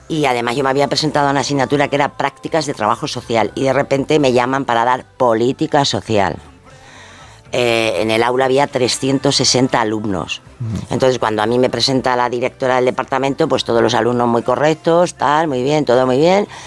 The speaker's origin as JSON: {"language": "Spanish", "region": "Extremadura", "country": "Spain", "moved": "yes", "lives_now": "Madrid, Spain", "said": "nosotros veníamos, vinimos de Extremadura a, Madrid y bueno, pues veníamos pues con muchísimas dificultades."}